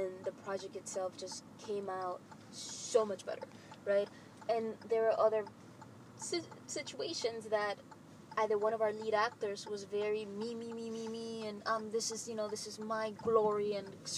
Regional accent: New York, United States; now in Los Angeles, United States; I'm a New Yorker. Living

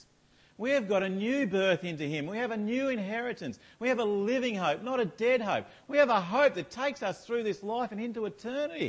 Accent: Australia

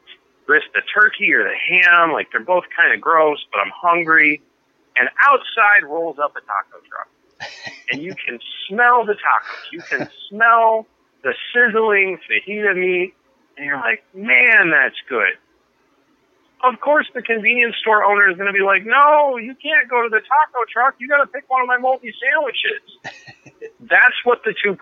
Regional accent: Phoenix, Arizona, United States; moved away; also born or lived in Maryland; I was born in Phoenix

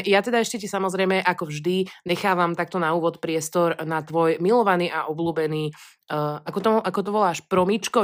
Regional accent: Pezinok, Bratislava Region, Slovakia; accent: hard (tvrdo) speech; ja teda pochádzam z Pezinka, kde sa od malička proste vyprávalo, alebo hovorilo celkom tvrdo

